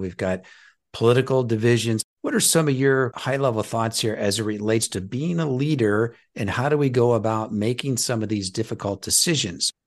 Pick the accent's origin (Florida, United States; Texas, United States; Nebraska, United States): Nebraska, United States; I'm from Nebraska